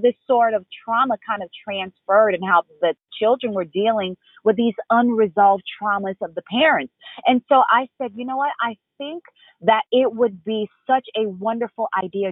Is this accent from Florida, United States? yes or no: yes; Florida, United States; also born or lived in Haiti; I was born in Haiti and raised here in Florida